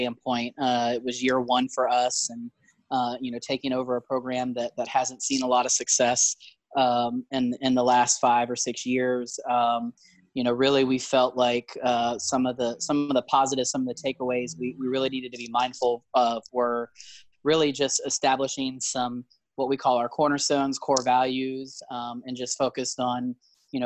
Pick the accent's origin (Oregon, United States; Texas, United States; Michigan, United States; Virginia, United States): Virginia, United States; Fredericksburg; moved away; I'm from Fredericksburg, Virginia, which is like a suburb of DC now, essentially.